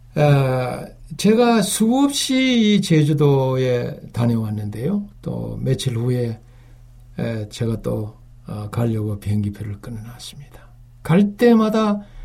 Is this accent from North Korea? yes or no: no; Uiseong, North Gyeongsang, South Korea; 저는 육지에서 태어났어요. 제 고향은 경북 의성인데요.